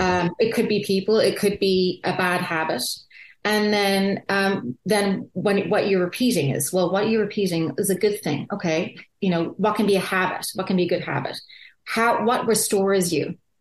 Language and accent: English; Ireland; I grew up in Ireland